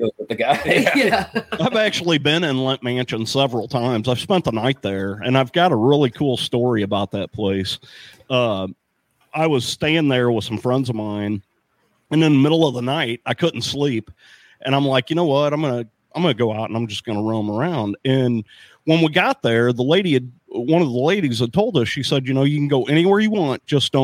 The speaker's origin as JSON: {"language": "English", "town": "St. Louis", "region": "Missouri", "country": "United States", "tie": "born or raised there", "also_born_or_lived": "Arnold, Missouri", "said": "I grew up in St. Louis. I grew up in South St. Louis"}